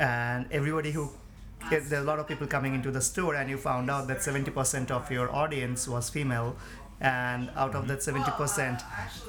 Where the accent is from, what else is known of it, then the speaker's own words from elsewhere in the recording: India; moved away as an adult; now in United States; I immigrated from India to US 2003.